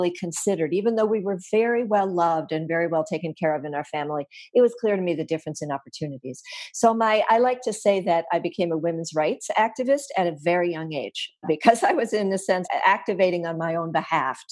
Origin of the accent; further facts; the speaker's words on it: Grand Haven, Michigan, United States; moved away as an adult; also born or lived in Syracuse, New York / Cambridge, Massachusetts; I was born in 1951 in the Midwest in a very small town called Grand Haven, Michigan, on Lake Michigan.